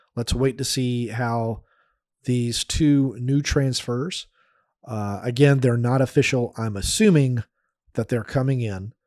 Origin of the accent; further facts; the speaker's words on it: United States; I'm an American